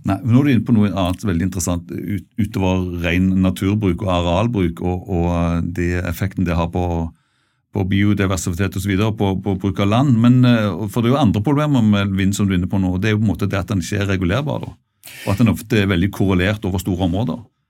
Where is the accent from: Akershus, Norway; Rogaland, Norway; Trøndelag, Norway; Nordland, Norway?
Rogaland, Norway; Bjerkreim; i det fylket jeg kommer fra, rundt Bjerkreim og altså i Rogaland